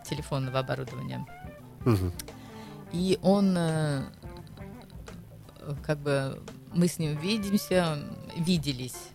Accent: Saint Petersburg, Russia; now in France; а вы вот вы откуда из России? Я говорю, из Санкт-Петербурга. С такой гордостью.

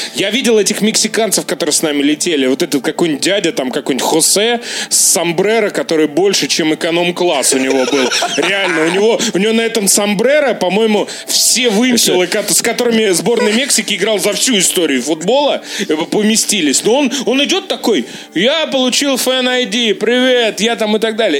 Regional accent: Russia; я из России

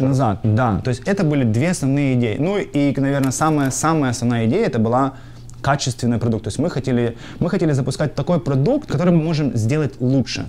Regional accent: Sumy, Sumy Oblast, Ukraine; moved away as an adult; also born or lived in North Dakota / New Jersey / Pennsylvania; now in United States; Я родился в городе Сумы э, и жил там до 2008 года

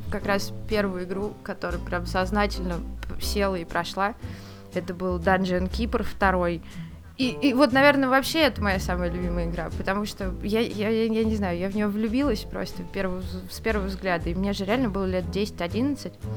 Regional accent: Moscow, Russia; я из Москвы

